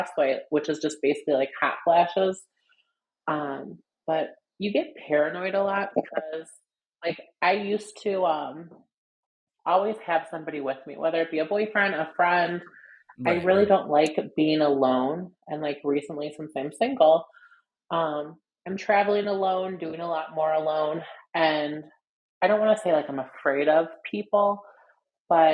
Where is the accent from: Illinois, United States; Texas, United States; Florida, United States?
Illinois, United States; Evanston; also born or lived in Chicago, Illinois / Las Vegas, Nevada; I was born in Evanston, Illinois. I've lived in the city. I've lived in Las Vegas.